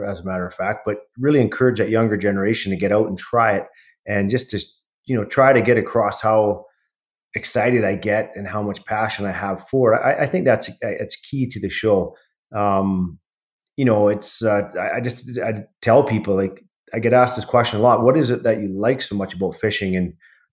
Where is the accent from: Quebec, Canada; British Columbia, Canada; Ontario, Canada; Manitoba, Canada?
British Columbia, Canada; Pitt Meadows; I grew up in Pitt Meadows in the Lower Mainland